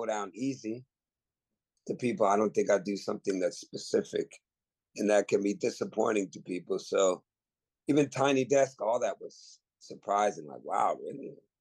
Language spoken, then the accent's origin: English; the Bay Area, California, United States; growing up in the Bay in the 80s and 90s